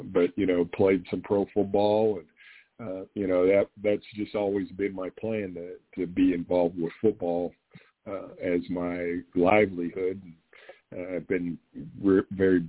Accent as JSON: {"language": "English", "region": "Western Pennsylvania", "country": "United States", "tie": "born or raised there", "moved": "yes", "said": "growing up in Western Pennsylvania"}